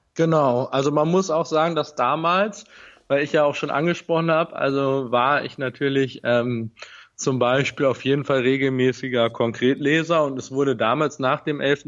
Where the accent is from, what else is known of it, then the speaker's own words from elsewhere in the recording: Bremen, Germany; moved away as an adult; now in Vienna, Austria; ich komme gebürtig aus Bremen und ähm, habe dort auch, äh, bin dort in der Nähe von Bremen aufgewachsen